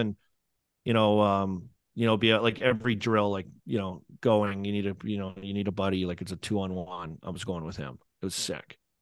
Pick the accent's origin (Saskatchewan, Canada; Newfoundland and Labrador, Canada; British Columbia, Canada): Saskatchewan, Canada; Saskatoon; now in United States; growing up in Saskatoon